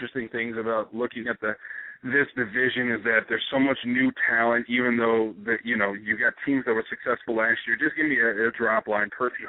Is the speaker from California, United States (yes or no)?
no; Texas, United States; I'm from Texas, so I've been talking about Christine Michael since about 2010.